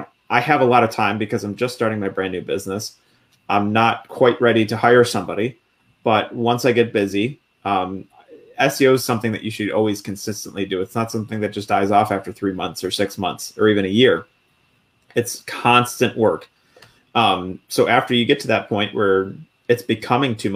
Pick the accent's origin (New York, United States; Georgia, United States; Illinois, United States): New York, United States; Buffalo; moved away as an adult; I grew up in Buffalo, New York. Everybody calls, pop. I call it pop. But I moved out of Buffalo when I joined the military